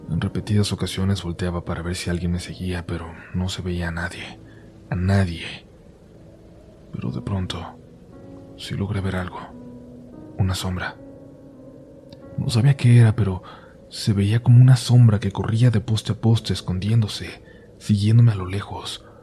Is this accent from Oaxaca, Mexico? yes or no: no; Tlaxcala, Mexico; now in Xalapa, Mexico; Yo soy originaria de Tlaxcala, Tlaxcala. Actualmente tengo 25 años y vivo en Jalapa, Veracruz.